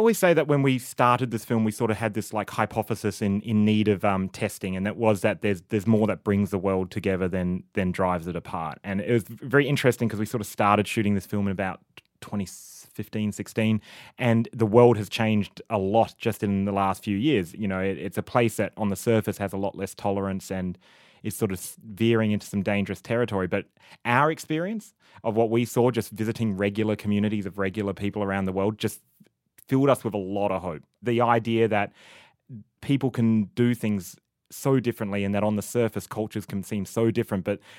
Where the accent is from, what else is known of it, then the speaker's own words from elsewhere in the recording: Australia; And we're from Australia. This is in Australia, it's all about simplicity.